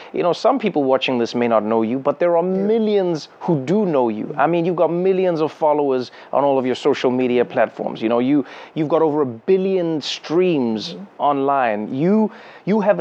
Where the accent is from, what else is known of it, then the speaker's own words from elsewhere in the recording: South Africa; as a South African